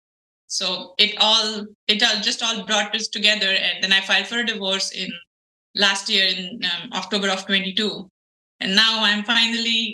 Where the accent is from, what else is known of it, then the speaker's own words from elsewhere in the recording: India; moved away as an adult; now in United States; So I'm an Indian. I was born and raised in India. I got to the United States after I got married.